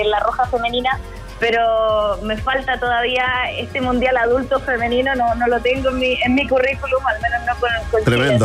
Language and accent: Spanish; Chile